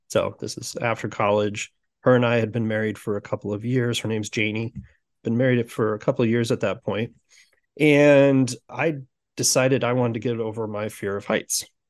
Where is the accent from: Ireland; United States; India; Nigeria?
United States; Sioux City, Iowa; now in Omaha, United States; I grew up in Sioux City, Iowa. So I'm currently in Omaha, Nebra-, Omaha, Nebraska